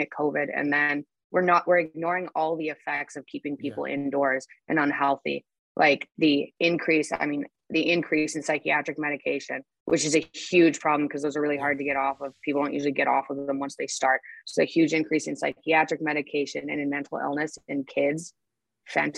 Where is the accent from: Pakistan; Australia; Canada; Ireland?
Canada; moved away as an adult; also born or lived in Toronto, Canada; now in Nashville, United States; I'm Canadian